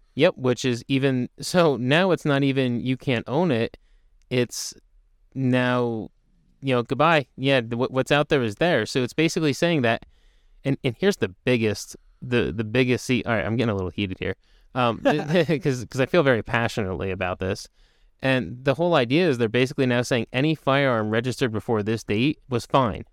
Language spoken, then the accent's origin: English; United States; being an American